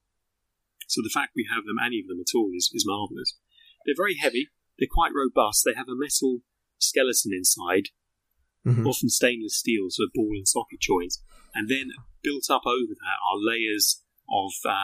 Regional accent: Greenwich, London, United Kingdom; Greenwich Museum, my hometown

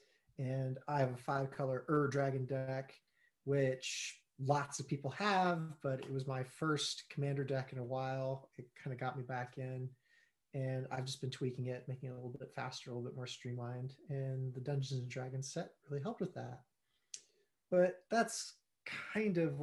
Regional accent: United States; now in United Kingdom; I'm an American, I am in the UK

